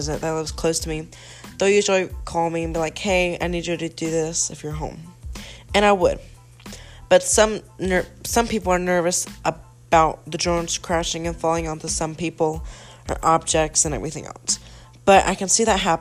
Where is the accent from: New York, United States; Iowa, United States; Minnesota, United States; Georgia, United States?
Georgia, United States; Atlanta; was born in Atlanta, Georgia. I prefer the city over the country, even though I lived in the country for quite some time. Then I moved for what is quite somewhat the city, which is kind of metro Atlanta.